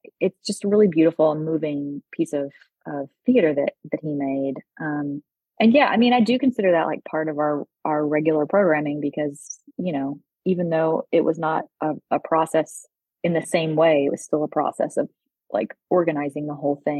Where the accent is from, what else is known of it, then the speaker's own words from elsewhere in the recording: Texas, United States; also born or lived in London; now in Boulder, United States; where I grew up in Texas.